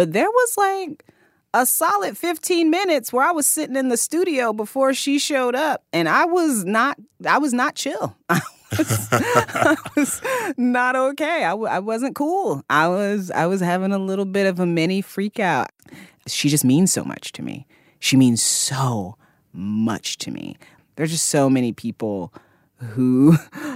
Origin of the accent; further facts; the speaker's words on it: Fort Wayne, Indiana, United States; now in Brooklyn, United States; I grew up in Indiana and I grew up I drove past cornfields every day